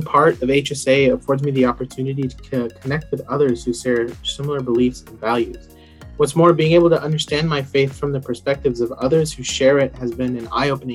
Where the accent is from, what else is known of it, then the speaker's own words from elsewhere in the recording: Denver, Colorado, United States; I'm from Denver, Colorado